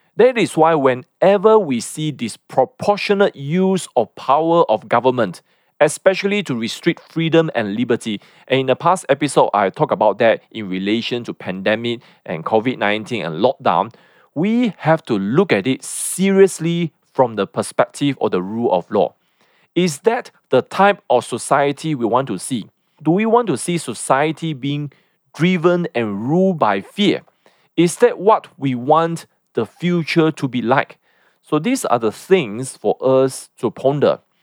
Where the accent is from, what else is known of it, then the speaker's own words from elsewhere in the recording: Malaysia; as Malaysians